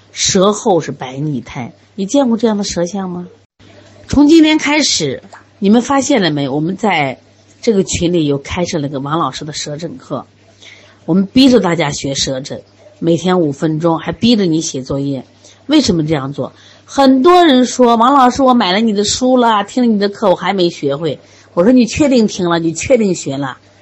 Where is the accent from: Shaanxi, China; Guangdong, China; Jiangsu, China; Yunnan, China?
Shaanxi, China; 我们陕西人嘛，天天吃馍呀